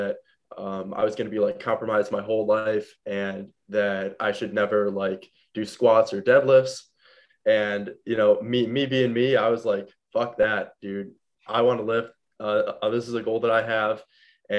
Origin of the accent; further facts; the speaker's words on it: Madison, Wisconsin, United States; I was born in Madison, Wisconsin